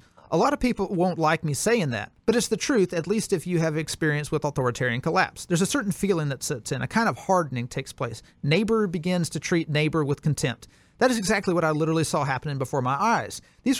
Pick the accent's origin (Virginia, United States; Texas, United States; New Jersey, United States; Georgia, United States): Virginia, United States; I'm going to pepper this essay with my story about growing up in Virginia. It almost killed me. Before my parents brought me to Virginia, I was a bright, vivacious, funny, optimistic kid.